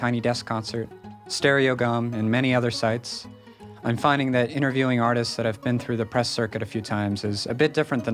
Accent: Northampton, Massachusetts, United States; moved away as an adult; now in Seattle, United States; the Kids formed in my hometown of Northampton in Massachusetts

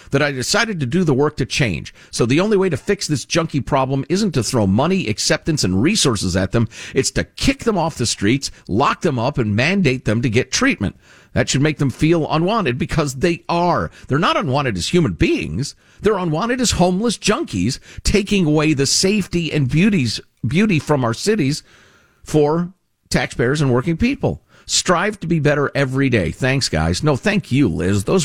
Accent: Marin County, California, United States; I grew up in Marin County, California, spoiled.

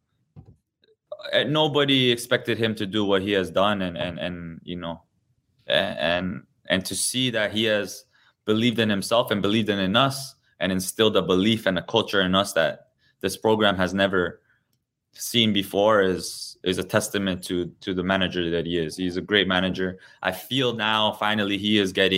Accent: Toronto, Ontario, Canada; I've been truly blessed to play my whole career in my hometown

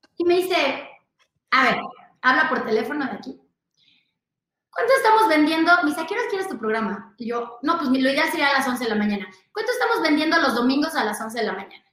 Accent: Mexico; soy de México

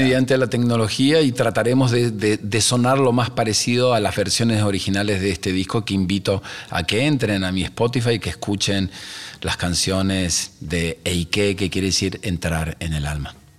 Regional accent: Argentina; salgo y respiro eh, el aire donde estoy parado en mi país y digo, no hay mejor lugar en el mundo que este

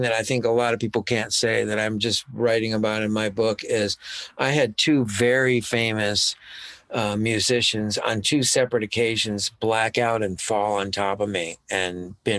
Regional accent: Florida, United States; And he was from Florida, I was from Florida.

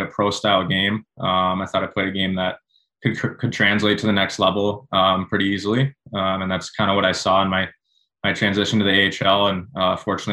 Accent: Minnesota, United States; growing up in Minnesota

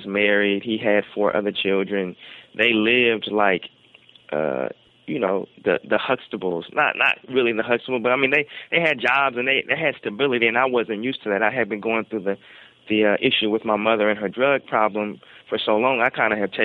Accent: Portland, Oregon, United States; I was the first generation, I guess, of children in the family to be actually just born and raised in Portland

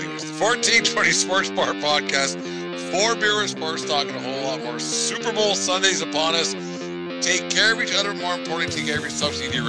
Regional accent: Canada; It's all we have as white Canadian males.

